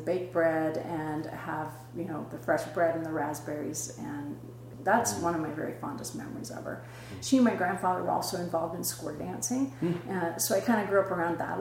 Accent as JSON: {"language": "English", "town": "Burley", "region": "Idaho", "country": "United States", "tie": "born or raised there", "moved": "yes", "said": "I'm originally from Southern Idaho, Burley, Idaho."}